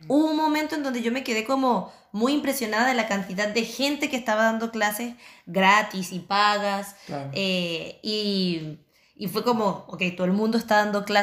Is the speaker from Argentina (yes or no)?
no; Chile; now in Barcelona, Spain; nosotros llegamos acá recién migrando de, de Chile a España, Barcelona, nos agarró la pandemia, ¿qué hacemos?